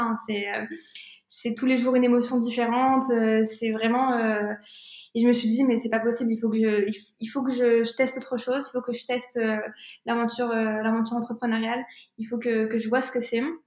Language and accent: French; France; also born or lived in Tunisia; je suis tunisienne, je suis française